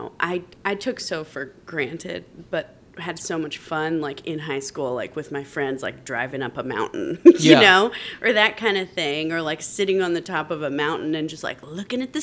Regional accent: Phoenix, Arizona, United States; now in Manhattan, United States; I grew up in Phoenix, in Arizona

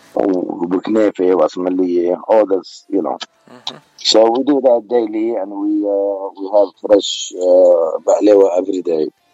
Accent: Beirut, Beirut Governorate, Lebanon; accent: Beiruti; moved away; أنا من بيروت أنا من لبنان

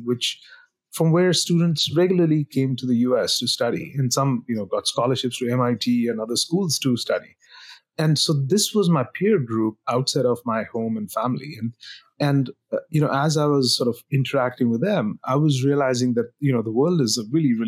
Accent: India; moved away as an adult; now in United States; I grew up in India, went to engineering school there, and then came for grad school to the US

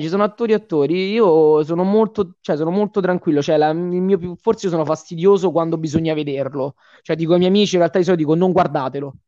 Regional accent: Rome, Lazio, Italy; essendo romano c'è un lavoro sulla dizione

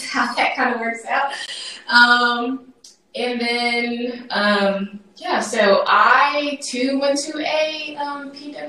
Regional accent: Tennessee, United States; I was born here in Tennessee, but I have various roots in Mississippi, sort of like Nate, in that regard. And I would say that my upbringing was like this perfect blend of city life and country life

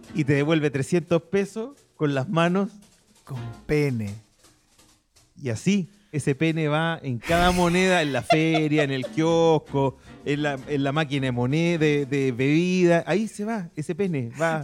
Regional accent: Santiago, Santiago Metropolitan Region, Chile; yo crecí, pasé mi infancia, adolescencia en Santa Laura

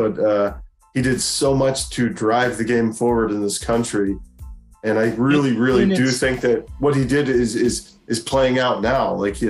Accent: United States; as an American kids, we know that we didn't get a whole lot of that back then.

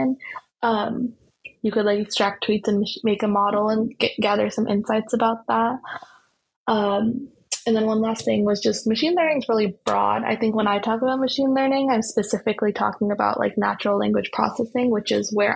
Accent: the Bay Area, California, United States; growing up in the Bay

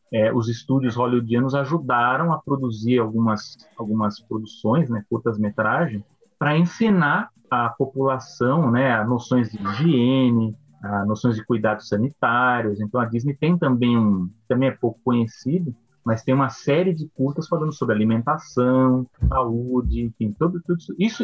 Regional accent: São Paulo, Brazil; eu sou de São Paulo, né? Quem está no podcast aí, eu e o Fernando, nós somos de São Paulo

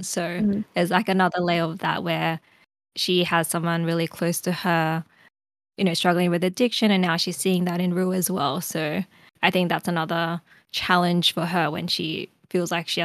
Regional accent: Australia; as an Australian.

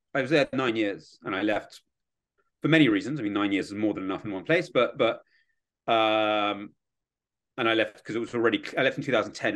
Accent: London, United Kingdom; born or raised there; accent: British; moved away as an adult; also born or lived in Kyiv, Ukraine; now in Washington, D.C., United States

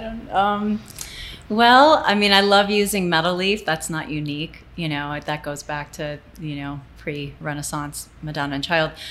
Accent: Toledo, Ohio, United States; also born or lived in Fort Knox, Kentucky / Frankfurt, Germany; now in Santa Fe, United States; I basically grew up in um, Toledo

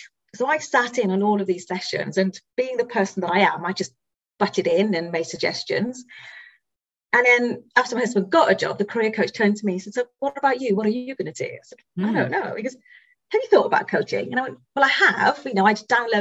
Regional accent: Wales, United Kingdom; now in Reading, United Kingdom; Now, I'm from Wales originally.

